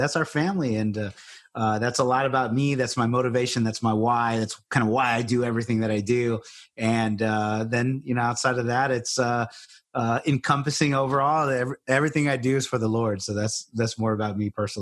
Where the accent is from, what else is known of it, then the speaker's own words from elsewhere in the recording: Corpus Christi, Texas, United States; now in San Antonio, United States; I grew up in Corpus Christi, Texas